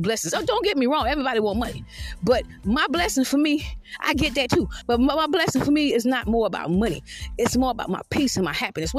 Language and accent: English; Georgetown, South Carolina, United States; I'm from Georgetown, South Carolina